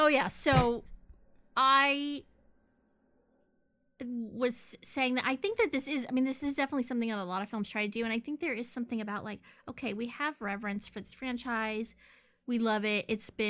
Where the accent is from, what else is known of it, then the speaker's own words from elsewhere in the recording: the South, United States; I'm from the South. We say terrible, terrible things.